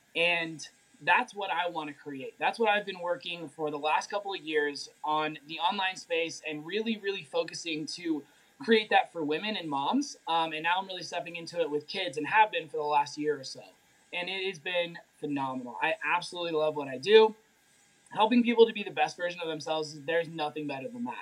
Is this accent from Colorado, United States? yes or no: yes; Durango, Colorado, United States; I am from Durango, Colorado